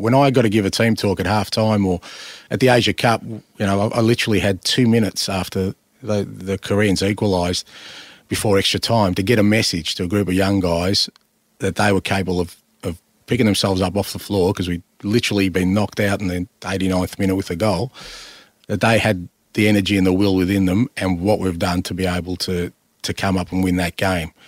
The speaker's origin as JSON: {"language": "English", "country": "Australia", "said": "I'm Australian"}